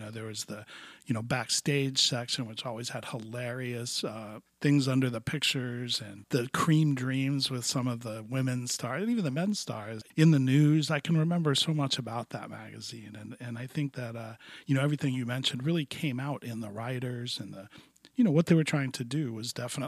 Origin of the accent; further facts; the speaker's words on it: Miami, Florida, United States; I grew up in Miami in the 70s, which was an outpost as well.